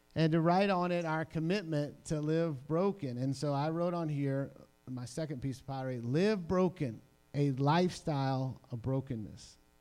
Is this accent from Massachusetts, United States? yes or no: no; New Orleans, Louisiana, United States; I'm from New Orleans